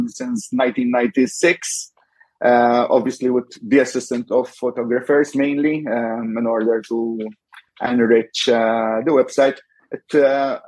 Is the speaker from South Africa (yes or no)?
no; Rabat, Malta; I was supporting my local club. I hail from Rabat, and the club is called Rabat Ajax